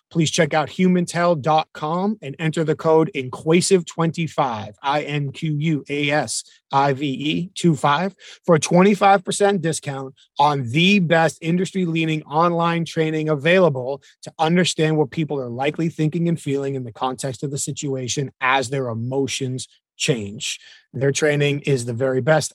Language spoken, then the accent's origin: English; New Hampshire, United States; We're both from New England, so I was in New Hampshire